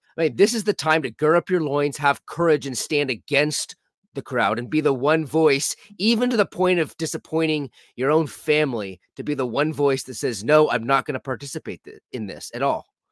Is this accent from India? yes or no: no; California, United States; I grew up in California